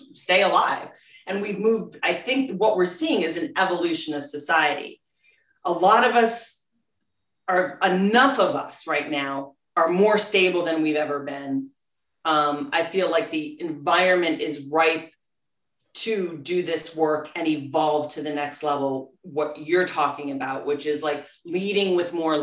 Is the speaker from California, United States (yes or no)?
no; Scranton, Pennsylvania, United States; we grew up in Scranton